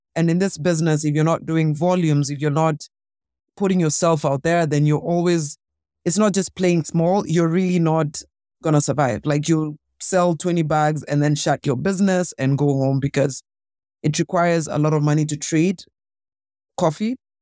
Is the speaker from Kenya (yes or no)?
yes; Kenya; being a Kenyan woman myself